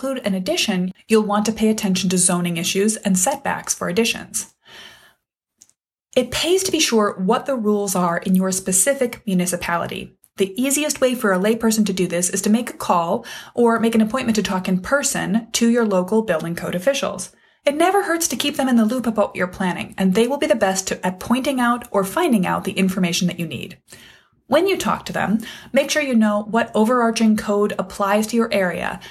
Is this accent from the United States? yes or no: yes; Wisconsin, United States; my home state of Wisconsin